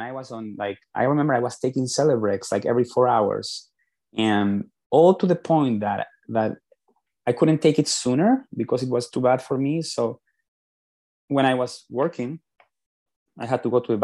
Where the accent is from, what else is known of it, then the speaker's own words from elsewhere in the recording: Lima, Peru; moved away as an adult; now in United States; I am originally from Peru, from Lima, Peru, and I came to the United States back in 2002 for the first time for business school